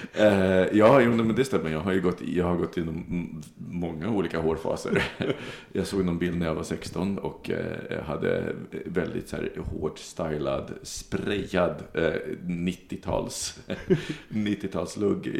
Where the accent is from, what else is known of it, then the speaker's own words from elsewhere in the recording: Sweden; identitetsmässigt är jag svensk, så jag säger svensk.